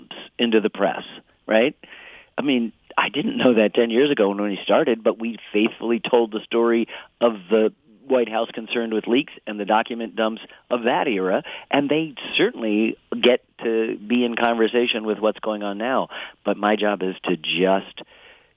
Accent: Ann Arbor, Michigan, United States; I grew up in Ann Arbor. I was there. I was a little boy, you know, 11 years old

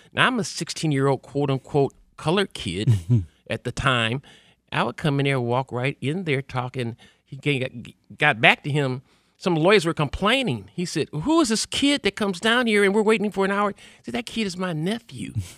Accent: Detroit, Michigan, United States; Growing up in Detroit

